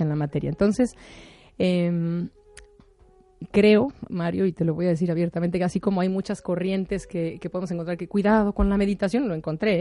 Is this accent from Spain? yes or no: no; Mexico; soy mexicana